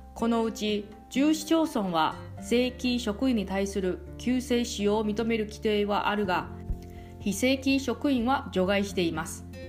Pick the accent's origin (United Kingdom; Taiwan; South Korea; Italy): Taiwan; now in Okinawa, Japan; あなたの地元の台湾